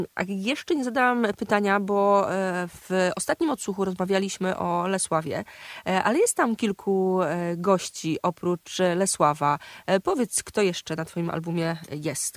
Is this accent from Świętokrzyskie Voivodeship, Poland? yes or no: no; Kraśnik, Lublin Voivodeship, Poland; now in Warsaw, Poland; mojego kraśnika rodzinnego